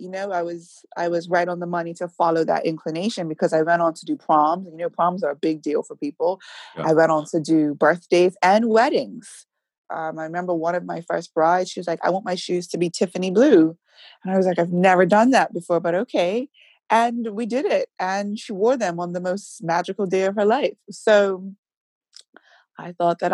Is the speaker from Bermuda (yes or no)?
yes; Warwick Parish, Bermuda; I grew up in Warwick. I'm a countryside girl